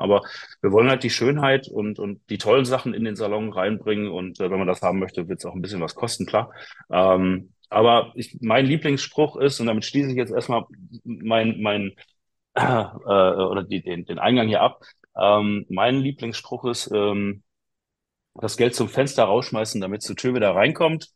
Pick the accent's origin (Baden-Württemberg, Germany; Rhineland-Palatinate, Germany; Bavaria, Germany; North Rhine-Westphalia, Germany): North Rhine-Westphalia, Germany; Bochum; ich bin Bochumer Junge